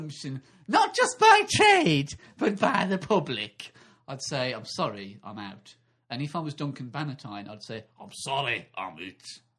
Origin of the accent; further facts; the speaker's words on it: Swansea, Wales, United Kingdom; because I'm a housewife from Swansea.